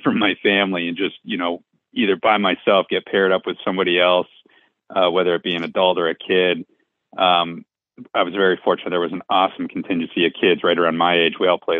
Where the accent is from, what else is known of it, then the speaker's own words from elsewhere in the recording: Concord, New Hampshire, United States; also born or lived in Cape Cod, Massachusetts; We lived on the west side of Concord. We moved, I was born down on the Cape. We moved into Concord when I was 3 years old.